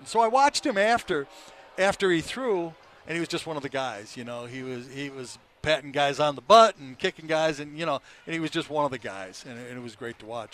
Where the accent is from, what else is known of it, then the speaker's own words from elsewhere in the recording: Detroit, Michigan, United States; also born or lived in Boca Raton, Florida; now in North Carolina, United States; Al Kaline was my idol growing up in Detroit